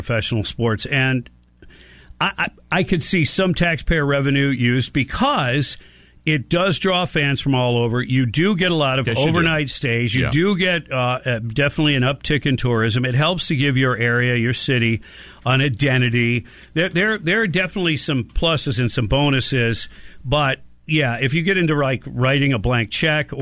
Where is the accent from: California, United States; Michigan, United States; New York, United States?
Michigan, United States; Detroit; now in Tampa Bay area, United States; growing up in Detroit